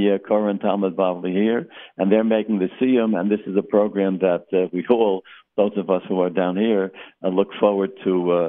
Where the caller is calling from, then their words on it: Boca Raton, Florida, United States; I'm speaking from Century Village in Boca Raton, where there's a shul here, Torah